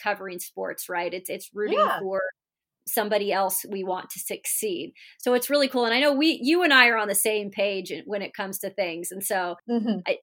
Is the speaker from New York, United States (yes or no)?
no; Washington, United States; I grew up in Washington State. It's a big basketball state